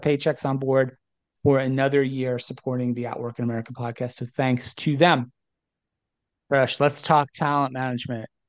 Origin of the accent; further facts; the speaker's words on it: New Jersey, United States; I grew up in New Jersey, so we bonded a little bit over some shared New Jersey roots.